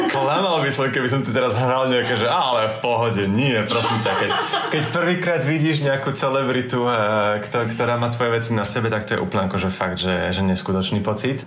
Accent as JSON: {"language": "Slovak", "country": "Slovakia", "also_born_or_lived": "Paris, France", "moved": "yes", "lives_now": "Antwerp, Belgium", "said": "bol som na Slovensku na Vianoce"}